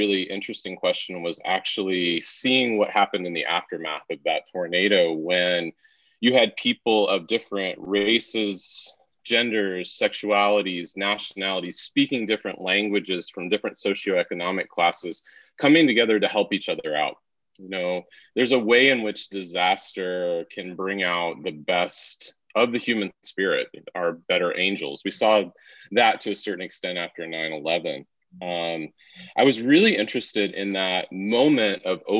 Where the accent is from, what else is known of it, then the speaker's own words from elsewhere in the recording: Wichita, Kansas, United States; moved away as an adult; now in Pennsylvania, United States; I grew up in the Midwest in Kansas, in Wichita